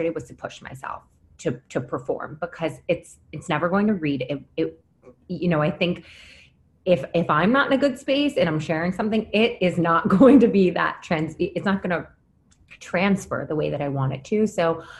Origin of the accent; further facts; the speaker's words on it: Syracuse, New York, United States; now in New York City, United States; I'm from Syracuse and moving from a small town upstate and then moving to the city